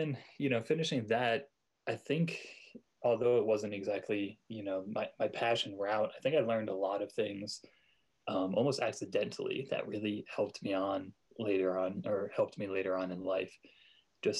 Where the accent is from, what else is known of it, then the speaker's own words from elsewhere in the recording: New York, United States; moved away as an adult; also born or lived in Oregon; now in Colorado, United States; I was born and raised in New York